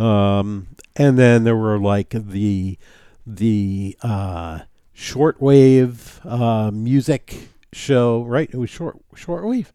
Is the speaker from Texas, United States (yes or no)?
no; New City, New York, United States; my hometown of New City, New York